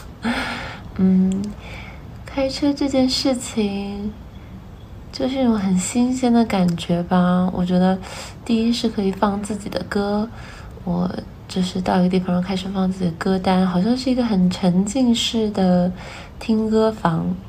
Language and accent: Chinese; Wuhan, Hubei, China; 我从小在武汉长大，然后小的时候，呃，其实我住武昌